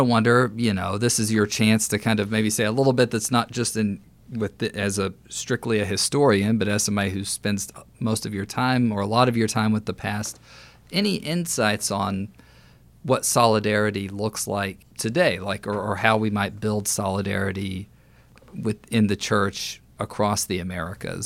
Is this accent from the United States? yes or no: yes; Texas, United States; moved away; also born or lived in California; I'm from Texas